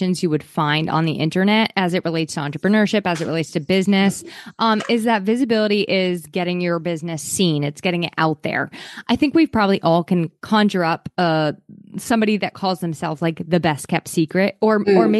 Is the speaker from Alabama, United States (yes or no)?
no; Maine, United States; now in New Hampshire, United States; I was born and raised in Maine by the ocean